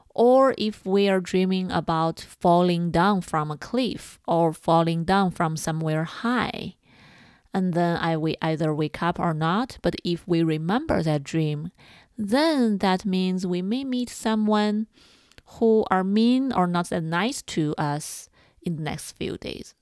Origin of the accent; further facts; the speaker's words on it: China; moved away; I grew up in China